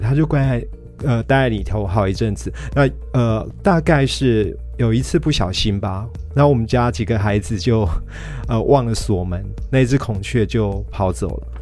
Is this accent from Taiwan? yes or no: yes; Kaohsiung, Taiwan; also born or lived in Dashe, Kaohsiung; 我小时候是住在仁武，嗯。那大概十九岁的时候搬到大社，嗯。但是仁武的老家，呃，后来还一直留着。嗯。那几年前，仁武老家三合院夷为平地。三合院。对，我是住过三合院的